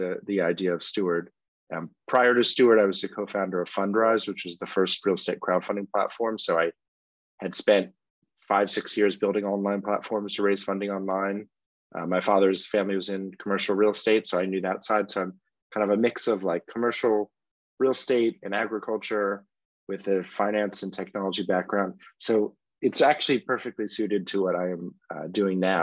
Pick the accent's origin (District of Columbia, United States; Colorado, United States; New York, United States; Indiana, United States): District of Columbia, United States; Washington; moved away as an adult; now in London, United Kingdom; I grew up in Washington, D.C., and my wife and I, after we got married, moved to Europe.